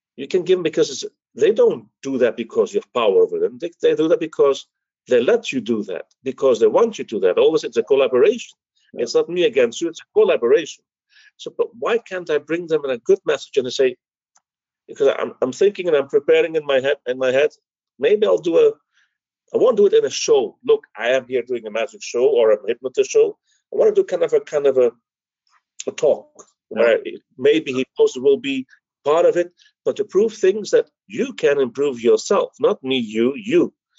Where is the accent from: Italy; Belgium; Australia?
Belgium; moved away; also born or lived in Greece; I was the Greek from Belgium